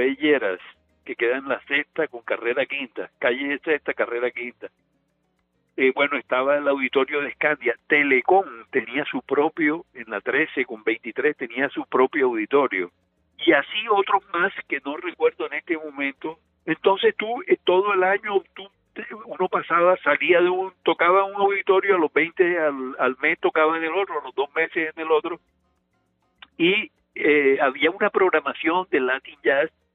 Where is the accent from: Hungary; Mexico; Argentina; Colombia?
Colombia; Caribbean Region; esta música de las bandas en, la región mía donde yo nací, siempre eso estuvo presente en mi vida